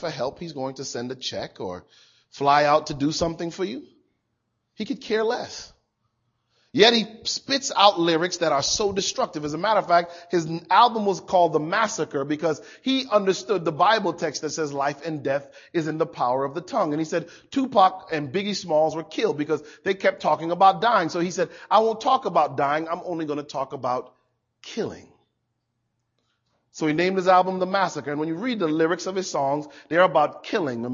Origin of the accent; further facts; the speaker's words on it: Hartford, Connecticut, United States; I grew up outside of Hartford, Connecticut.